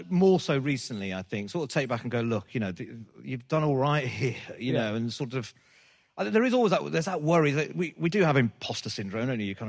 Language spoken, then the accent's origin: English; Birmingham, West Midlands, United Kingdom; I think it's that thing of sort of, you know, being being British Asian or being a Brummie, sort of, you know, you feel like you're away from, you're not part of anything, you're not part of London